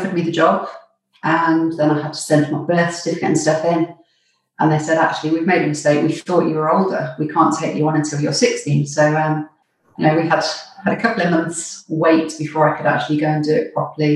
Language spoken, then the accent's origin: English; Nottingham, East Midlands, United Kingdom; moved away as an adult; I grew up in Nottingham, which is where I spent the first 20 years of my life.